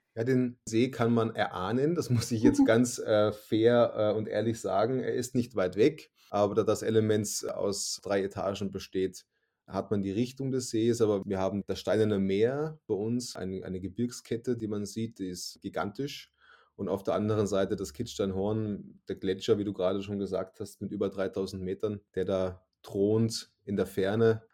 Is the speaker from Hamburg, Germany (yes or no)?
no; Suhl, Thuringia, Germany; moved away as an adult; now in Salzburg State, Austria; Ich bin in, in der schönen Stadt Suhl, im grünen Herzen Deutschlands in Thüringen geboren